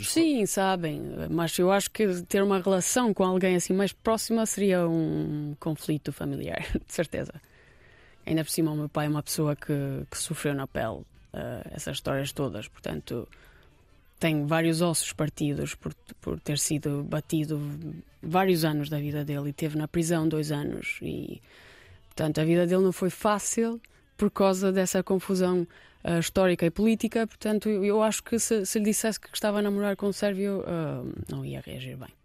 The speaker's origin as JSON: {"language": "Portuguese", "country": "Kosovo", "tie": "born or raised there", "also_born_or_lived": "Lisbon, Portugal", "second_language": "Portuguese", "moved": "yes", "lives_now": "Portugal", "said": "na região de Rugova, que é muito perto da cidade onde eu nasci"}